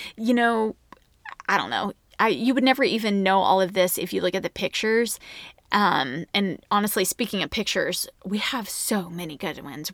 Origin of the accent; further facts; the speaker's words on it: Oklahoma, United States; now in Dallas, United States; we're from Oklahoma